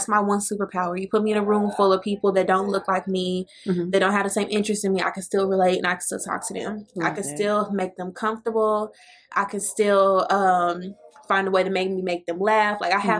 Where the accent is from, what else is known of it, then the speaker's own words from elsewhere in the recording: Fort Worth, Texas, United States; I grew up in Fort Worth